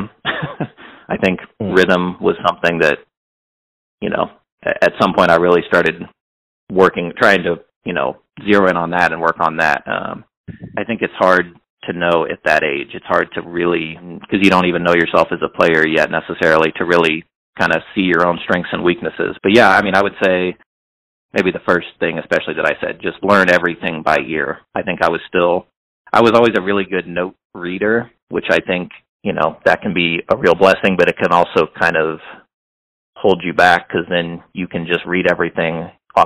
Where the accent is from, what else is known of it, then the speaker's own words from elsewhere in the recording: Hannibal, Missouri, United States; now in Kansas City, United States; I'm from the Midwest